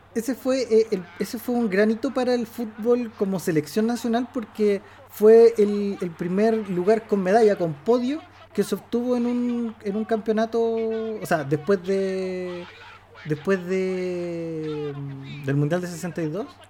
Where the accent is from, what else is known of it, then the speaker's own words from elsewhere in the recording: Chile; Como chileno